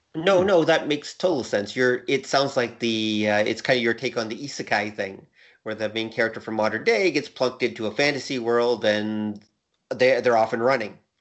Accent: Canada; As a Canadian

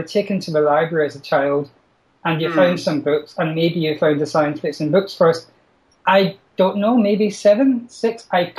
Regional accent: Glasgow, Scotland, United Kingdom; I come from Glasgow in Scotland.

